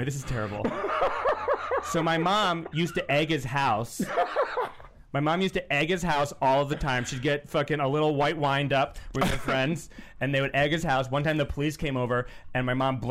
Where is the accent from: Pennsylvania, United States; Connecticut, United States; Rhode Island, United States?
Rhode Island, United States; Rumford; Rumford is the town that I grew up in Rhode Island